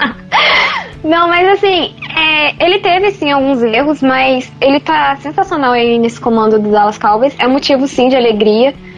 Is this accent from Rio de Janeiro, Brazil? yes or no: yes; Resende, Rio de Janeiro, Brazil; eu sou de Resende